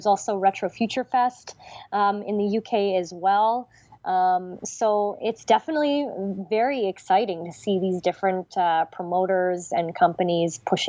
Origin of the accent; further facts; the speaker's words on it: Toronto, Ontario, Canada; in Toronto, in my hometown.